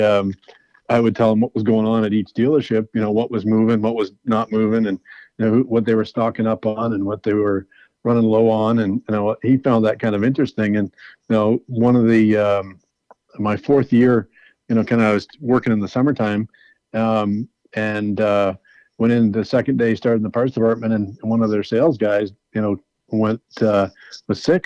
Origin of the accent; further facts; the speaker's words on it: New Brunswick, Canada; where I grew up in New Brunswick